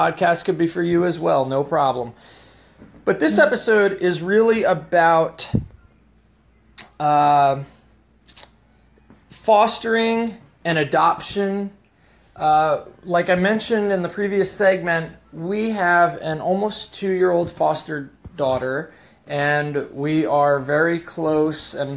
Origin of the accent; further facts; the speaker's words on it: United States; I grew up in the New Jersey, New York metropolitan area